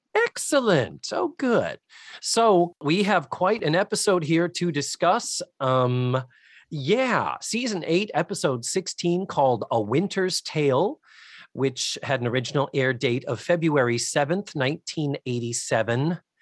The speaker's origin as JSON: {"language": "English", "region": "New England", "country": "United States", "tie": "born or raised there", "also_born_or_lived": "Western Massachusetts", "said": "growing up in New England."}